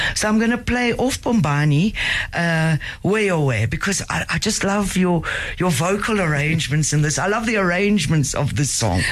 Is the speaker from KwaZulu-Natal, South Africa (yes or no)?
yes; Durban, KwaZulu-Natal, South Africa; I grew up in Durban in, in KZN, and being a white South African